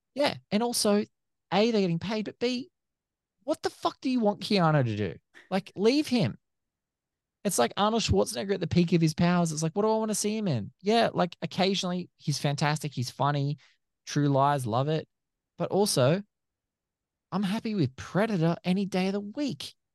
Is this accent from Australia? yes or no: yes; Australia; I'm from Australia, so everyone who's listening can obviously hear that I'm from Australia